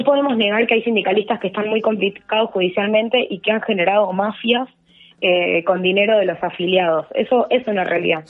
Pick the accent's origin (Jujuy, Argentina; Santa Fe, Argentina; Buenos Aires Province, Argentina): Buenos Aires Province, Argentina; Mar del Plata; Acá en mi ciudad natal, que es Mar del Plata